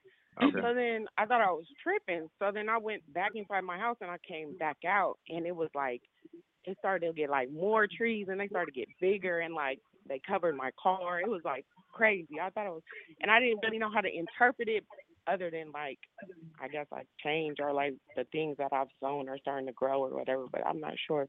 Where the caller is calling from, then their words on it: California, United States; I'm calling from California.